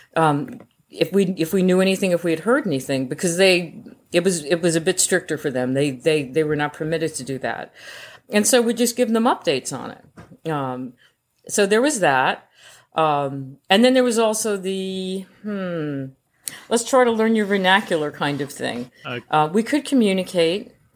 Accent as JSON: {"language": "English", "country": "United States", "said": "I'm an American in uniform"}